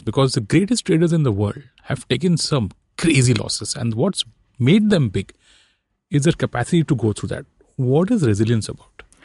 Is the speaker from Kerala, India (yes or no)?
no; Mumbai, Maharashtra, India; I'm born and raised in Bombay.